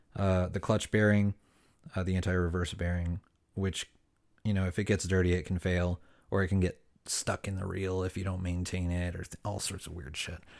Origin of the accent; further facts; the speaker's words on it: Ventura County, Southern California, United States; I was born and raised in Southern California, um, and, uh, particularly Ventura County area